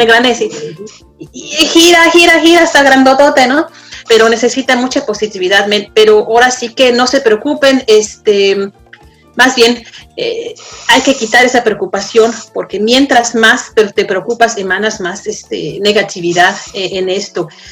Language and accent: Spanish; Mexico; now in Denmark; Como mexicano, como extranjero